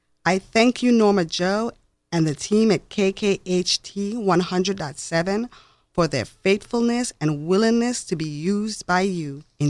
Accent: U.S. Virgin Islands; I am originally from the Virgin Islands.

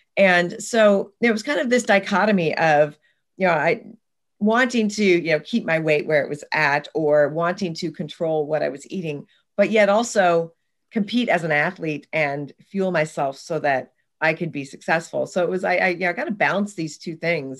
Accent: Oregon, United States; I grew up in the Pacific Northwest in Oregon in the United States

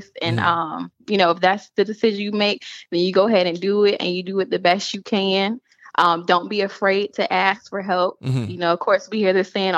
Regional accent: Norfolk, Virginia, United States; I live and was born and raised in Norfolk, Virginia

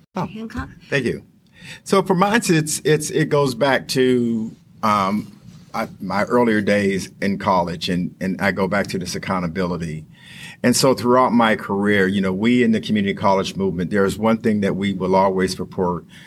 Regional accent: Western Pennsylvania, United States; moved away as an adult; also born or lived in Texas / West Virginia; I grew up in Western Pennsylvania.

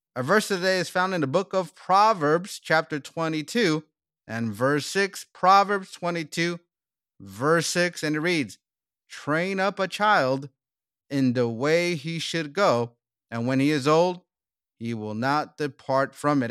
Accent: United States; also born or lived in South Korea / South Africa; we came to my home country, United States

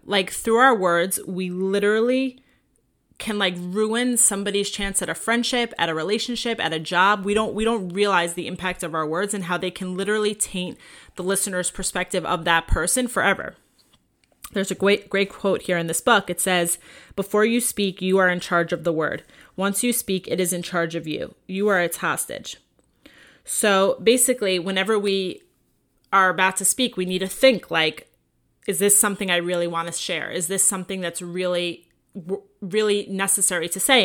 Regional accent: Long Island, New York, United States; also born or lived in Five Towns, New York; now in Los Angeles, United States; I grew up in Long Island, New York

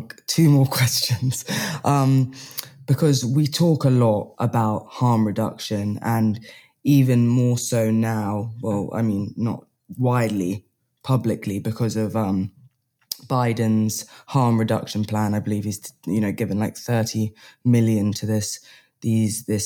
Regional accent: England, United Kingdom; I'm English

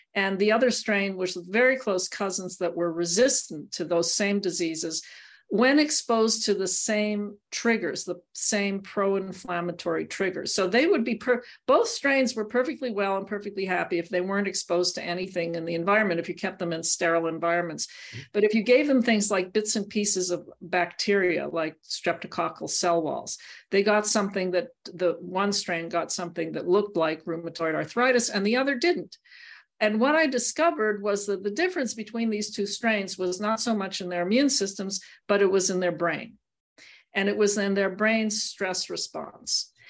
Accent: Montreal, Quebec, Canada; I grew up in Montreal

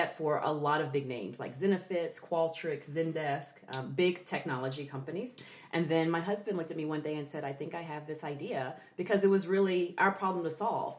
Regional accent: Texas, United States; also born or lived in Santa Cruz, California; Well, I say I'm a Texas girl, but I'm really a Cali girl. I was born in Santa Cruz, California.

